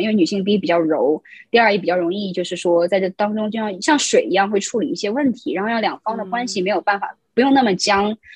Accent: China; moved away as an adult; also born or lived in Queens, New York, United States; now in New York, United States; 我在大陆长大，然后我再来美国读书

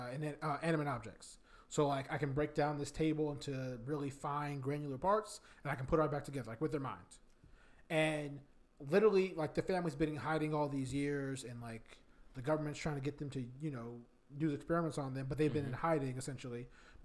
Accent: Virginia, United States; I'm from Virginia, but that's what Northern Virginia is for.

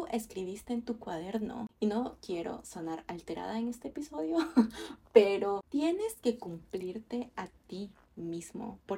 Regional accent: Ecuador; moved away as an adult; now in Canada; yo vine acá a Canadá desde Ecuador y estoy completamente sola.

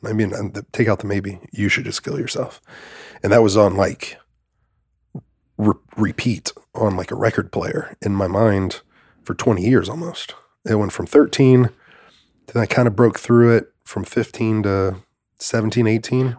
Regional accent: Greenville, Mississippi, United States; I was born in Greenville, Mississippi

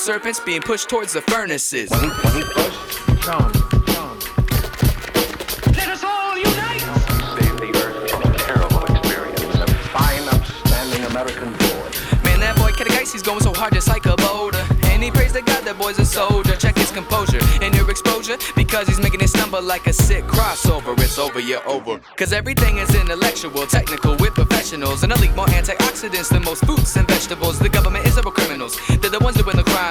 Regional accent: Spokane, Washington, United States; I'm from Spokane, Washington

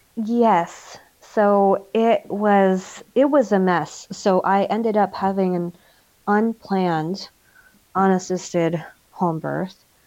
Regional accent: United States; moved away as an adult; now in Germany; we're American military

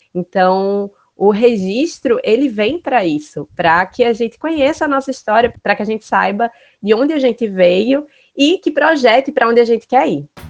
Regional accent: Recife, Pernambuco, Brazil; eu sou recifense

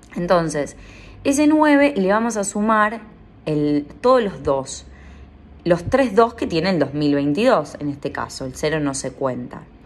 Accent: San Pedro, Buenos Aires Province, Argentina; moved away; mi ciudad natal, San Pedro, San Pedro, Buenos Aires

